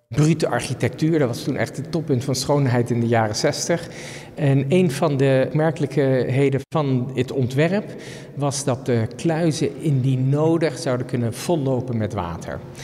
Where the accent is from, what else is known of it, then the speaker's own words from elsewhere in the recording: Netherlands; we als Nederlanders